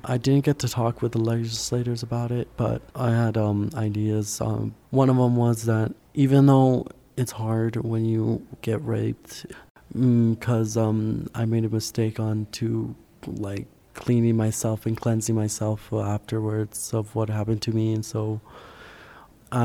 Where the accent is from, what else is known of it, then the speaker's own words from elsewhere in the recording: Las Cruces, New Mexico, United States; I'm from Las Cruces, New Mexico, and I came here with Communities United and the Social Equity Project team.